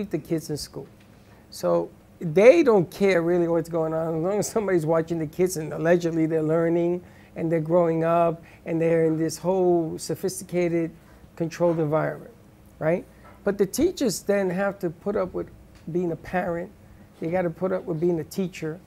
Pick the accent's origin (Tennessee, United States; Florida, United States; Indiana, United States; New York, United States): New York, United States; New York City; growing up in the Bronx